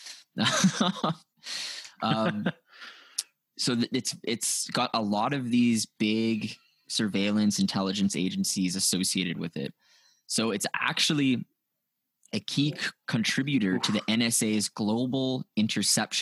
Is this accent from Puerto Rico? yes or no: no; Canada; I'm Canadian